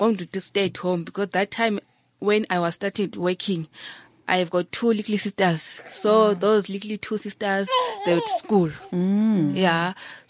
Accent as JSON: {"language": "English", "country": "Zimbabwe", "moved": "as an adult", "lives_now": "South Africa", "said": "I'm from Zimbabwe"}